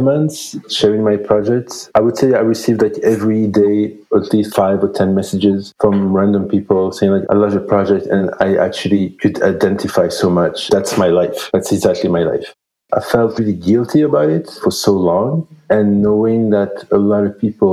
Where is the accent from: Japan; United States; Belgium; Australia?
Belgium; moved away as an adult; now in Vancouver, Canada; I grew up in Belgium